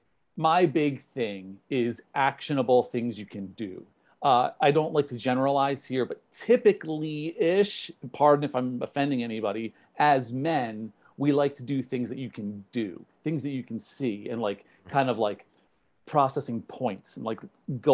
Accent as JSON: {"language": "English", "region": "New Jersey", "country": "United States", "said": "I'm from New Jersey"}